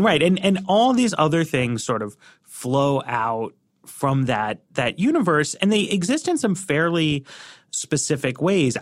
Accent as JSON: {"language": "English", "country": "United States", "tie": "born or raised there", "said": "I grew up in the United States of America as a Jewish person"}